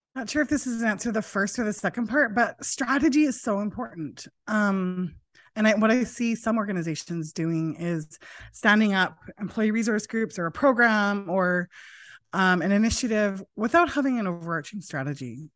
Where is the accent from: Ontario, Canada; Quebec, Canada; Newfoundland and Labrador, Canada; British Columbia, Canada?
British Columbia, Canada; Prince George; now in Vancouver, Canada; Was born here in Vancouver, but I grew up in Prince George